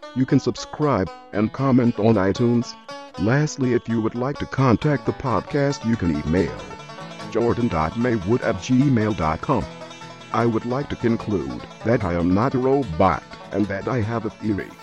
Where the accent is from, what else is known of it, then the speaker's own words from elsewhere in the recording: Canada; I'm Canadian